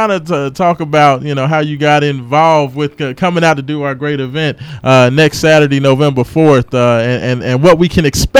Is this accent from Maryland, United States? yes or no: no; Louisville, Kentucky, United States; I was born on University of Louisville covers, red and black sheets.